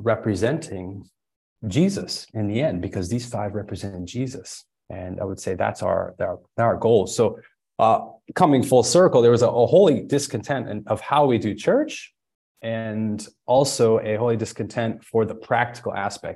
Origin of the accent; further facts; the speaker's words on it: Springfield, Illinois, United States; moved away as an adult; also born or lived in San Diego, California; born and raised in Springfield, Illinois, but then moved out to California and San Diego for college